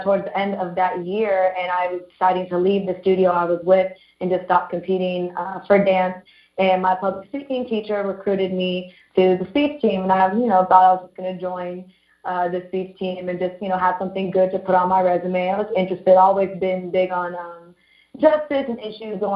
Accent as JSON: {"language": "English", "area": "Orange County", "region": "California", "country": "United States", "tie": "born or raised there", "said": "I lived in Orange County my entire life, grew up there"}